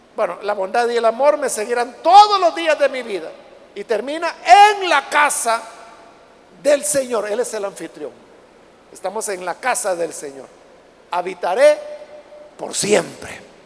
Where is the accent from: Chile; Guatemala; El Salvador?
El Salvador; en nuestro país no hay desiertos